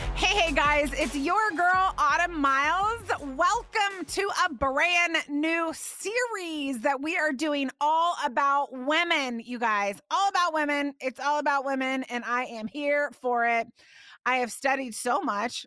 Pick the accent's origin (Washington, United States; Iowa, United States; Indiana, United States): Indiana, United States; I used to go to the wigwam roller skating rink growing up in Indiana